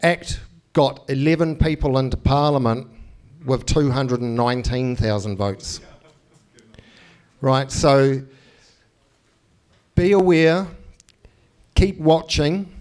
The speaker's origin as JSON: {"language": "English", "country": "New Zealand", "tie": "born or raised there", "said": "I grew up in New Zealand"}